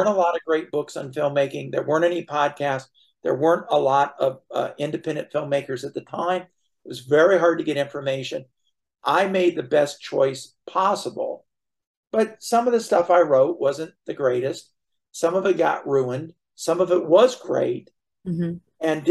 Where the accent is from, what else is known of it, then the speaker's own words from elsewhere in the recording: Flint, Michigan, United States; moved away as an adult; also born or lived in Los Angeles, California; now in Florida, United States; when I was a kid growing up in Michigan